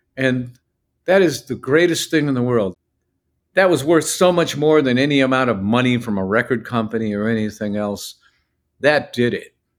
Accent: northeastern Ohio, United States; our hometown, is northeastern Ohio

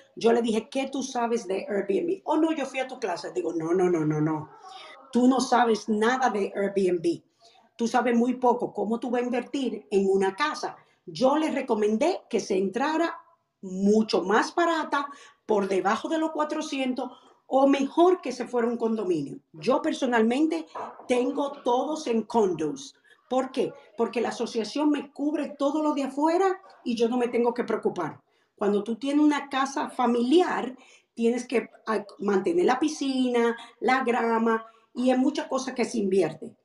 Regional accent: Dominican Republic; en mi país, República Dominicana

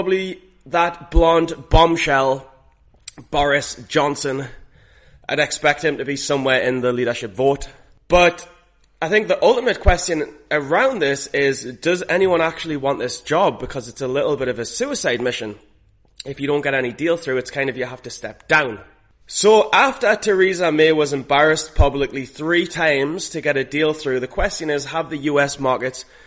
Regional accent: United Kingdom; moved away; British citizens

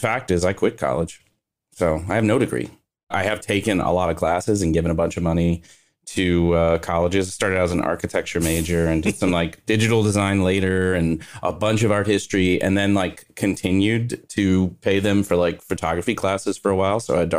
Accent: Kentucky, United States; Northern Kentucky.

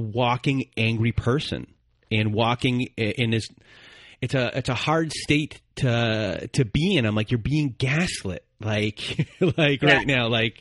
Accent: Canada; we're Canadian.

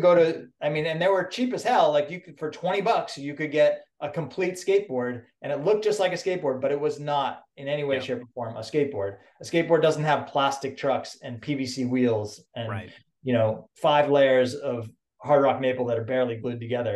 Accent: Boston, Massachusetts, United States; moved away; I'm from Boston

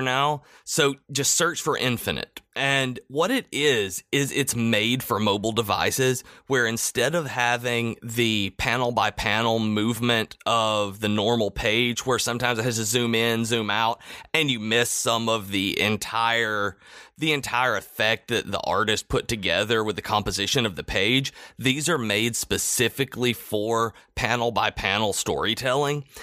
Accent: the South, United States; I'm from the South

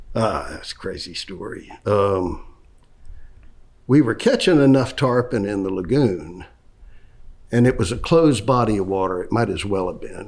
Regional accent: Orlando, Florida, United States; I grew up, I was born here in Orlando

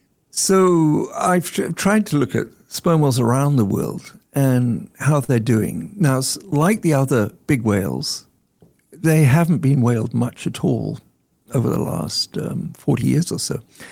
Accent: England, United Kingdom; So when I was growing up in England, the pets in our family were probably eating northern bottlenose whale.

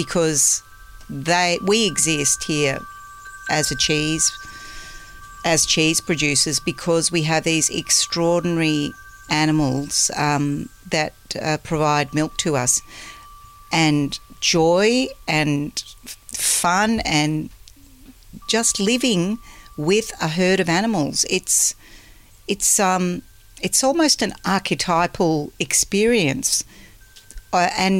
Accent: Melbourne, Victoria, Australia; grew up in Melbourne where the orchards used to be

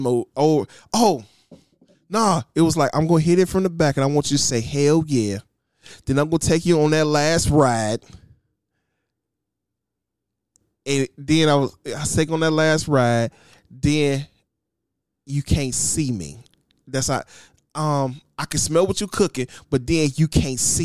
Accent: Michigan, United States; My hometown, my state, my blood, the reason why I breathe, the maize and blue, except for little brother, Michigan

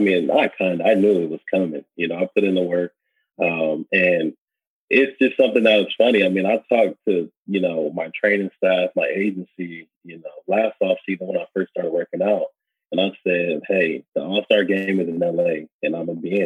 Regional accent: Los Angeles, California, United States; I come from South Central LA, so nothing was ever handed to me

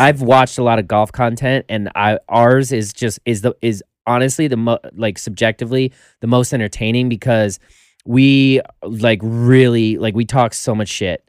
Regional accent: Colorado, United States; also born or lived in Florida; now in Los Angeles, United States; originally Colorado

